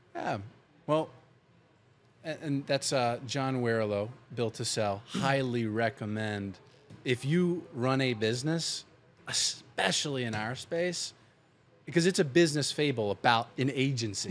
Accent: Pennsylvania, United States; moved away; where I grew up in Pennsylvania

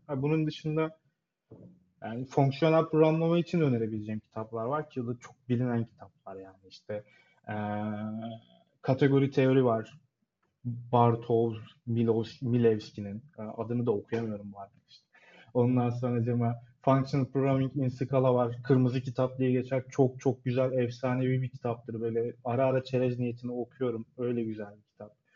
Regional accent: Adana, Turkey; moved away as an adult; now in Istanbul, Turkey; Adana doğumluyum.

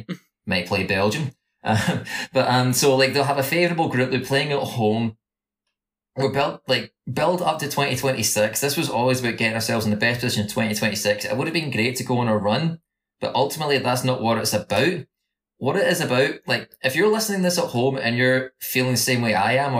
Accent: Scotland, United Kingdom; being Scottish

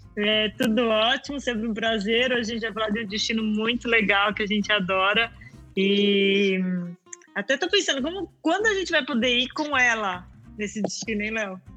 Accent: Mato Grosso do Sul, Brazil; now in Portugal; eu cresci lá no Mato Grosso do Sul

